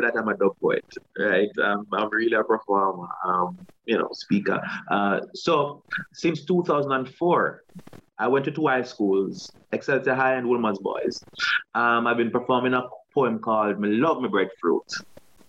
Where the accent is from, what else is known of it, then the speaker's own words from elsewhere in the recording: Saint Thomas Parish, Jamaica; moved away; also born or lived in East Kingston, Jamaica; I'm from St. Thomas.